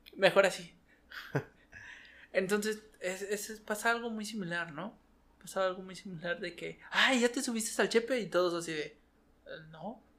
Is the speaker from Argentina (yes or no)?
no; Mexico City, Mexico; accent: capitalino; moved away as an adult; now in Chihuahua, Mexico; soy un chilango